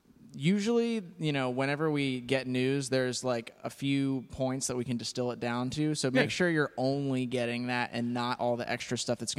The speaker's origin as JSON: {"language": "English", "town": "Haddon Heights", "region": "New Jersey", "country": "United States", "also_born_or_lived": "Philadelphia", "said": "I'm from Haddon Heights, New Jersey."}